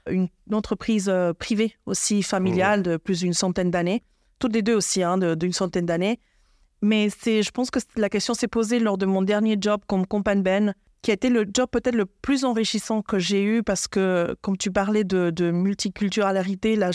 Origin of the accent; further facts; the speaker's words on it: Buenos Aires, Argentina; born there; Suisse-Argentine. Je suis née à Buenos Aires.